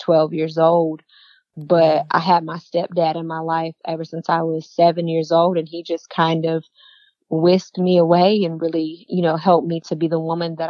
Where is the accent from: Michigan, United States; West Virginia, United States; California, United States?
Michigan, United States; moved away as an adult; also born or lived in Europe; now in North Carolina, United States; I was born in North Carolina. Okay. And then when I was around 7 years old, I moved to Michigan. And then I moved to Europe for 2 years.